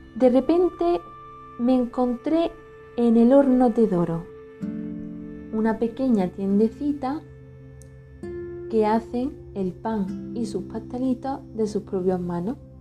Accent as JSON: {"language": "Spanish", "town": "Villanueva del Rosario", "region": "Andalusia", "country": "Spain", "moved": "yes", "said": "soy malagueña y sauceña de Villanueva de Rosario"}